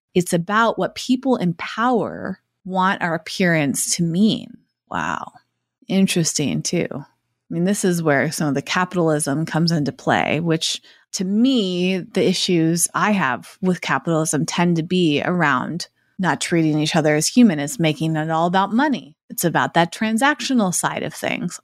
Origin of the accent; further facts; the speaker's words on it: Massachusetts, United States; where I grew up in Massachusetts